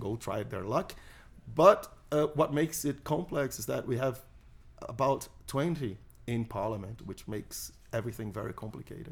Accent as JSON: {"language": "English", "country": "Brazil", "said": "I'm a Brazilian libertarian."}